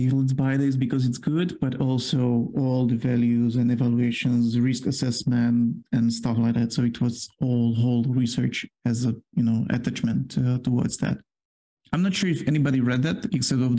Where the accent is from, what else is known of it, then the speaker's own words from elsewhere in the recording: Poland; accent: Polish; English is a second language; I do have my Polish accent here